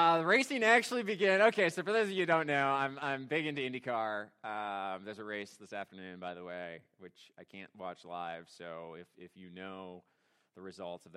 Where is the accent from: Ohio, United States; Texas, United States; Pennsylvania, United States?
Ohio, United States; Hiram; I grew up in Hiram, Ohio